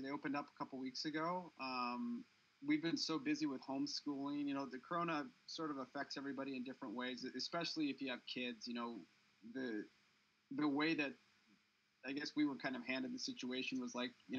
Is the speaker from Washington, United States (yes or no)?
yes; Seattle, Washington, United States; moved away as an adult; also born or lived in California; I grew up in Seattle.